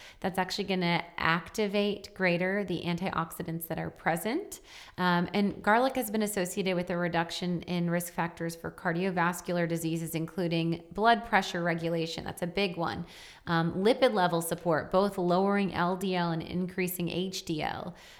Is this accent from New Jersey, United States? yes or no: no; Wisconsin, United States; Yeah, I am from Wisconsin.